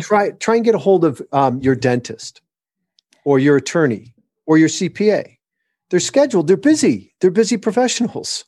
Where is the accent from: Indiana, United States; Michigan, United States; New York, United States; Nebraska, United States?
Michigan, United States; born or raised there; moved away; also born or lived in Southern California